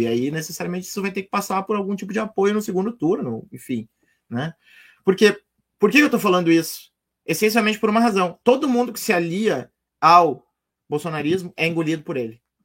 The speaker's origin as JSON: {"language": "Portuguese", "region": "Rio Grande do Sul", "country": "Brazil", "said": "eu sou gaúcho"}